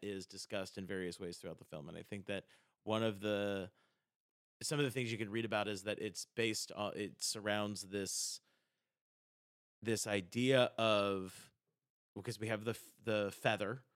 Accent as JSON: {"language": "English", "region": "South Carolina", "country": "United States", "said": "I'm from South Carolina"}